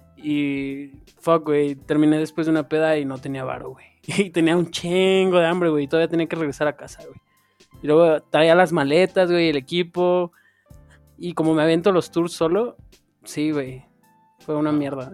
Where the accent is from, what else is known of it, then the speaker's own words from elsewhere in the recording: State of Mexico, Mexico; soy del Estado de México